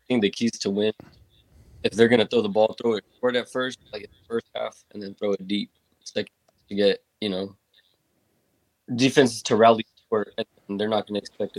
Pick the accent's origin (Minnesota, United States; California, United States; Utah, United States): California, United States; Merced; I'm from Merced. It's a small town in California.